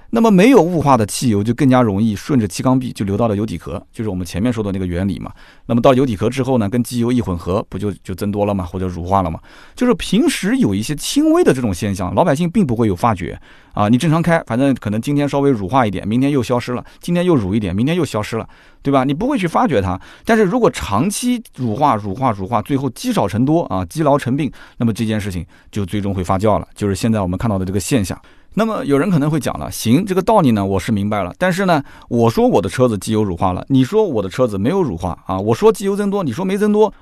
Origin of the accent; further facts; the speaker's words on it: Nanjing, Jiangsu, China; accent: Nanjing dialect; 就我们南京，南京话啊